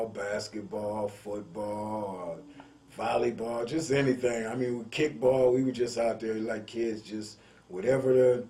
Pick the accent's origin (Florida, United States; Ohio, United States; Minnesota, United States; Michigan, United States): Michigan, United States; Grand Rapids; I was born right here in Grand Rapids, Michigan, January 21st, 1959.